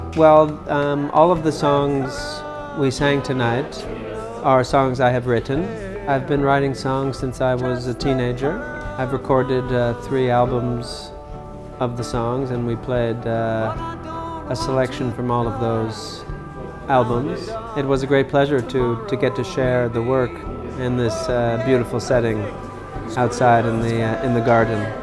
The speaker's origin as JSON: {"language": "English", "town": "Los Angeles", "region": "California", "country": "United States", "tie": "born or raised there", "said": "we were neighbors growing up in Los Angeles"}